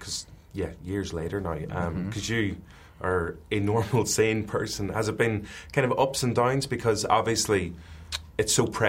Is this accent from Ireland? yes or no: yes; Ireland; being Irish